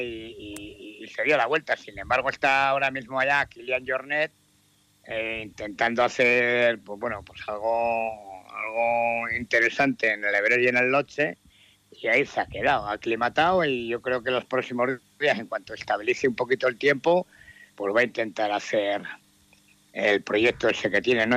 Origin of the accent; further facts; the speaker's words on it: Vitoria-Gasteiz, Basque Country, Spain; tres somos, tres de Vitoria